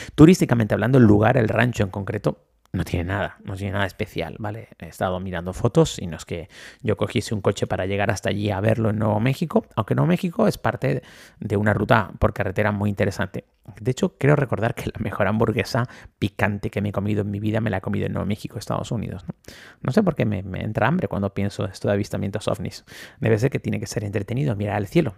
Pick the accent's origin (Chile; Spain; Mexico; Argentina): Spain; Tenerife, Canary Islands; Este es mi islita, mi tierra.